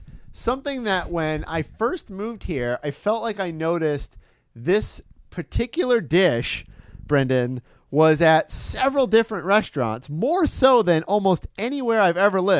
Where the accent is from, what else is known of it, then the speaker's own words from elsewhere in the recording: Detroit, Michigan, United States; now in Orlando, United States; Where I am from, Detroit, they do Coney dogs.